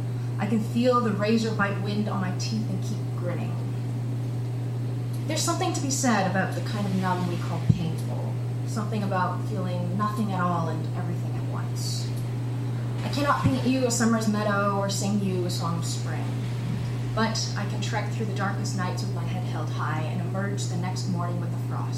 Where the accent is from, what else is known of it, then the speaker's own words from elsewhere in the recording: Winnipeg, Manitoba, Canada; I'm from Winnipeg, so that's the kind of weather I like.